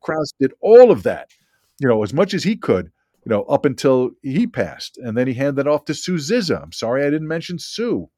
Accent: West Hempstead, New York, United States; I live, grew up in West Hempstead

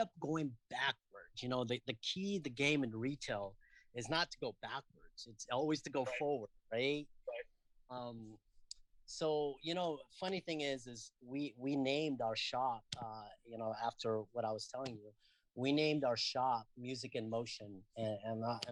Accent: Castro Valley, California, United States; I grew up in Castro Valley

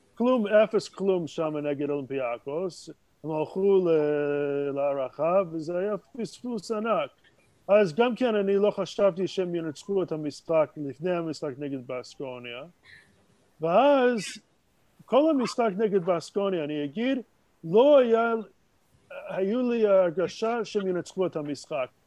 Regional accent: Montreal, Quebec, Canada; Hebrew is a second language; moved away as an adult; now in Jerusalem, Israel; נולדתי במונטריאל

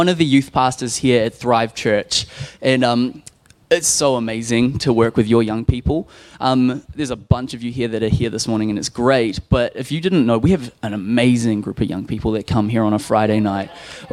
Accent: Nelson, New Zealand; I grew up in a Christian home. We went to the Baptist church. I'm in from Nelson

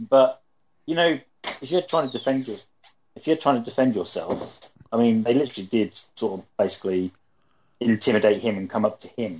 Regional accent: United Kingdom; Being British, we don't have such a gun culture.

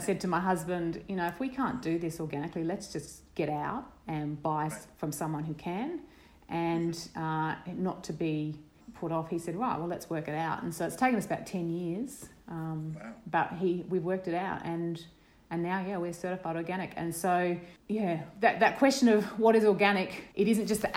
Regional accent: Brisbane, Queensland, Australia; now in Mary Valley, Australia; I grew up in Brisbane

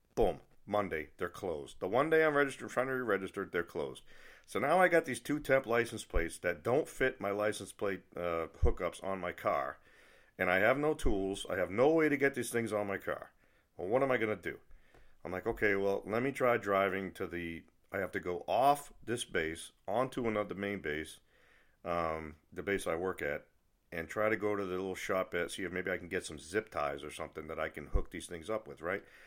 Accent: New England, United States; I'm from New England, and one thing about people from New England, we're not happy unless we have something to complain about

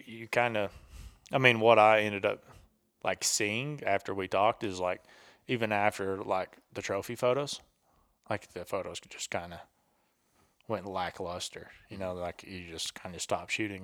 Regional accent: the South, United States; I'm from the South, and I was in the military for six years

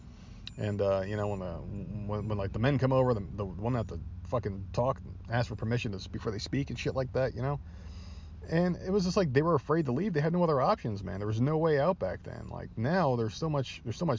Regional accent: New Jersey, United States; born and raised in New Jersey

